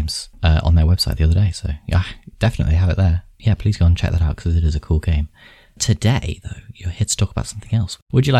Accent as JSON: {"language": "English", "town": "Nottingham", "region": "East Midlands", "country": "United Kingdom", "tie": "born or raised there", "said": "I'm from Nottingham"}